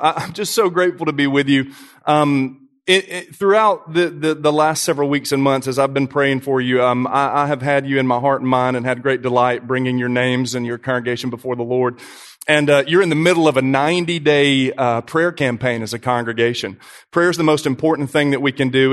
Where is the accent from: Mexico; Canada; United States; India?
United States; Brentwood, Tennessee; I grew up in Brentwood